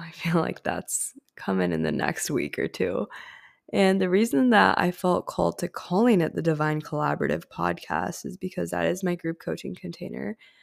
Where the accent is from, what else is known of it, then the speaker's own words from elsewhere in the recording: India; I grew up in a Hindu household. I'm Indian